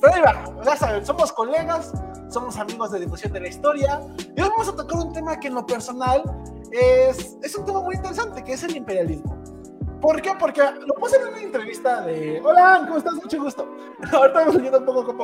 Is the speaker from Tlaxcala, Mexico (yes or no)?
yes; Tlaxcala, Mexico; Yo que soy de Tlaxcala